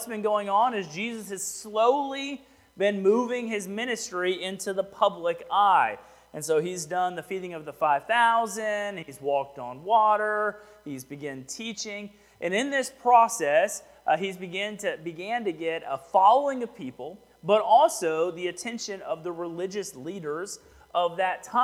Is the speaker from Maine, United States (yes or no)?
no; Houston, Texas, United States; now in Rockdale, United States; I'm from Houston